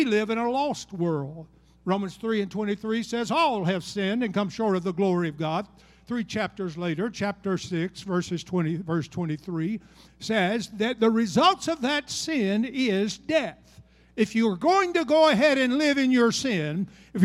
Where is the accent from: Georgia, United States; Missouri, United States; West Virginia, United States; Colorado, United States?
Georgia, United States; also born or lived in Alabama; I'm from Georgia